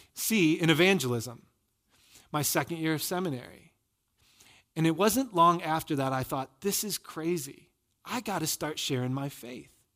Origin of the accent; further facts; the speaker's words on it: Michigan, United States; moved away; I'm from Michigan